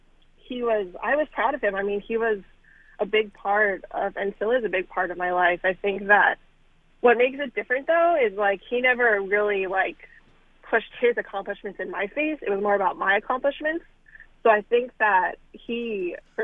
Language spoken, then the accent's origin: English; New York, United States; moved away; also born or lived in Dayton, Ohio; I'm not a Milwaukee girl. I'm from New York